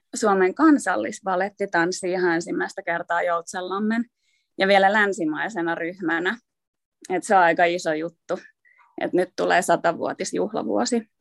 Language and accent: Finnish; Vantaa, Uusimaa, Finland; also born or lived in Uusikaarlepyy; mä oon syntynyt uudessa Karlevyyssä. ja tota, me muutettiin Vantaalle, kun mä olin kolme.